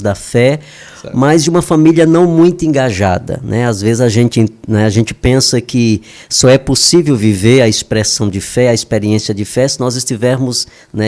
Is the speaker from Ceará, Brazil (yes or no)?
yes; Nova Olinda, Ceará, Brazil; Eu sou natural de ah. uma cidadezinha bem pertinho aqui do Crato, chamado Nova Olinda